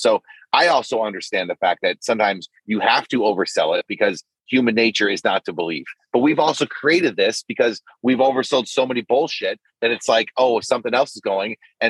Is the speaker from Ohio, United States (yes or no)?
yes; Cleveland, Ohio, United States; where I grew up in Cleveland